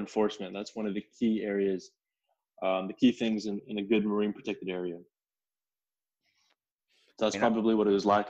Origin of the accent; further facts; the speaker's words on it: Connecticut, United States; born there; Well, look, I was born in Connecticut, and I would go back every summer now and then, and there were horseshoe crabs all along the coastline